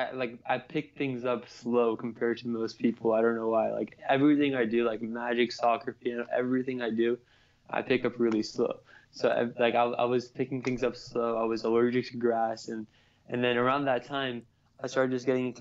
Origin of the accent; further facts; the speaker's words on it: United States; my parents are from Pakistan, but I was born in America